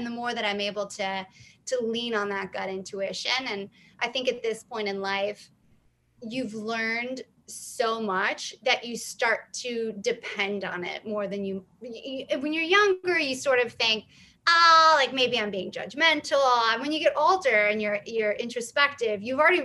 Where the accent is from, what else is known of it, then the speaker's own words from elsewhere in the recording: the South, United States; I'm from the South